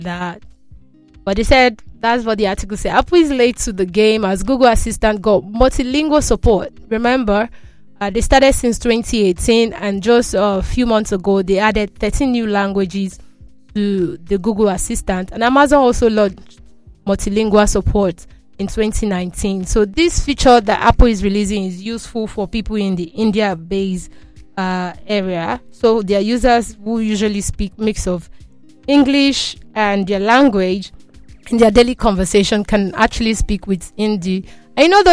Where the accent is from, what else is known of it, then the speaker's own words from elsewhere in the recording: Nigeria; I'm Nigerian